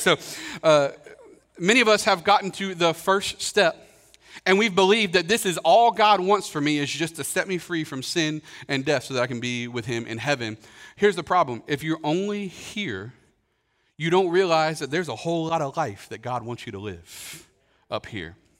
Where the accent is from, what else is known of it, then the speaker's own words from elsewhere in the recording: Kentucky, United States; growing up in Kentucky